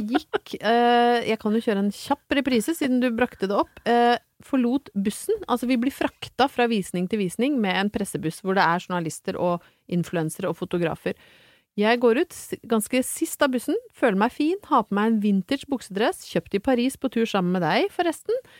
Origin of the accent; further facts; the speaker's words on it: Brøttum, Innlandet, Norway; Jeg er fra Brøttum